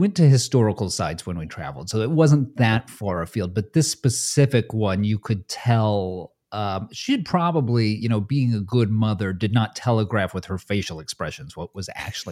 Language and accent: English; California, United States; This is the first time I had ever gone to the Northeast because I'm from Southern California originally.